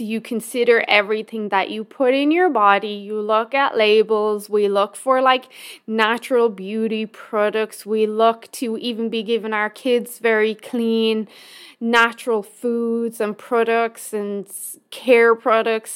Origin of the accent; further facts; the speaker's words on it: Ireland; now in Canada; my home country of Ireland